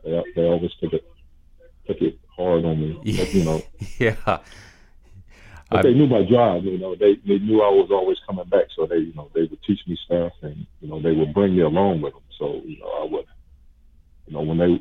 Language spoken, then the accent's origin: English; Richmond, United States; I was born and raised in Richmond.